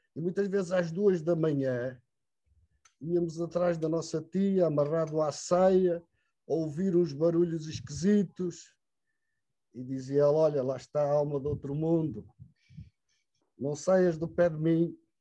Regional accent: Portugal; era incrível a chegada daquela carripana às nossas aldeias

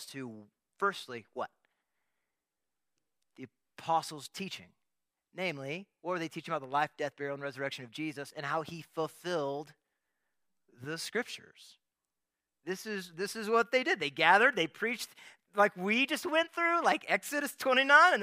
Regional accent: Texas, United States; As a Texan

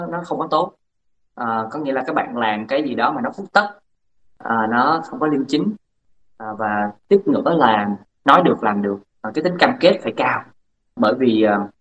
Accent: Bến Tre, Vietnam; moved away as an adult; anh ở sinh ra lớn lên ở tỉnh Bến Tre

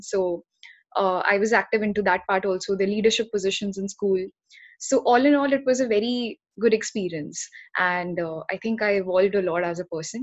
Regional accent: Haldwani, Uttarakhand, India; So I come from Haldwani. That's a small town in Uttarakhand.

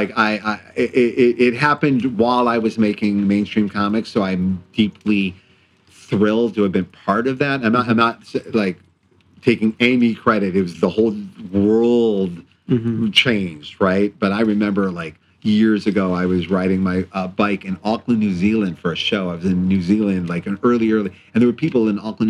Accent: Cleveland Heights, Ohio, United States; I grew up in Cleveland Heights, Ohio

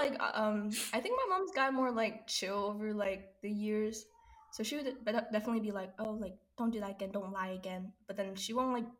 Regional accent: Kansas, United States; I'm the bestie from Kansas.

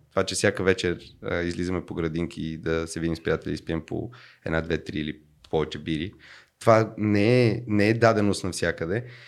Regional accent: Bulgaria; аз му казах от България

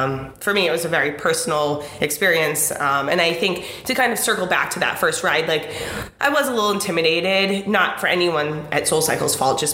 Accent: Boston, Massachusetts, United States; now in Philadelphia, United States; I'm not from Philly originally. I'm from the Boston area

